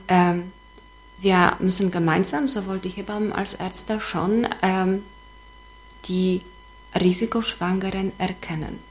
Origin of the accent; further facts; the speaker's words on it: Gdańsk, Pomeranian Voivodeship, Poland; German is a second language; moved away as an adult; also born or lived in Szczecin / Schwedt an der Oder; now in Wismar, Germany; weil ich ursprünglich aus Danzig komme